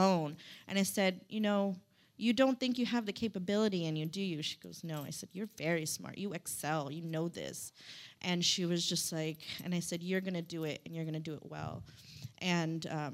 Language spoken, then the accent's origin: English; Stockton, California, United States; also born or lived in South Sacramento, California; I'm just a regular old girl from Stockton. I'm from South Sac